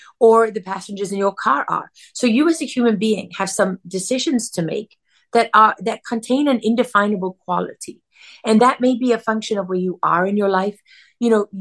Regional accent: South Africa; As a young girl growing up in South Africa

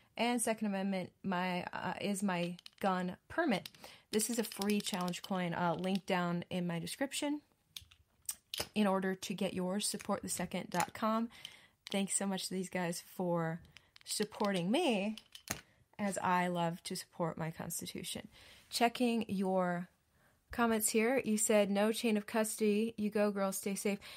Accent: Wisconsin, United States; now in Texas, United States; I grew up in Wisconsin

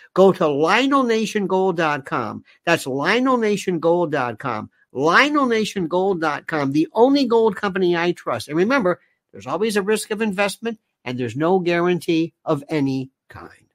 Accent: United States; I'm an American

